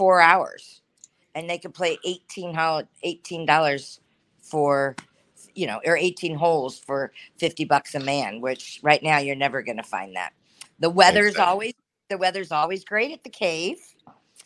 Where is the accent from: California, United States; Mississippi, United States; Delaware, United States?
California, United States; San Diego; now in Estero, United States; I'm born and raised in San Diego, California.